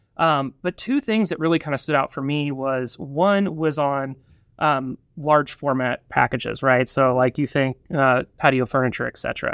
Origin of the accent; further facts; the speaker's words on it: Northwest Arkansas, United States; also born or lived in Drake's Creek, Arkansas; I grew up here in Northwest Arkansas